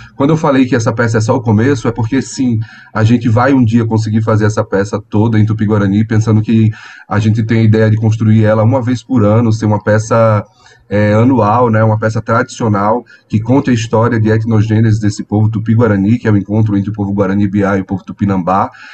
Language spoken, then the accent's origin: Portuguese; Natal, Rio Grande do Norte, Brazil; moved away as an adult; now in São Paulo, Brazil; eu sou do Rio Grande do Norte, do Natal, né? E eu migrei é, para cá faz nove anos.